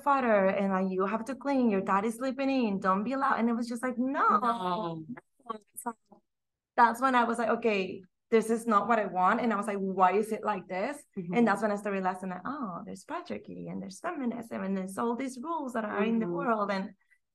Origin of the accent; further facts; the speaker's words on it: Mexico; English is a second language; moved away as an adult; now in Austin, United States; born and raised in Mexico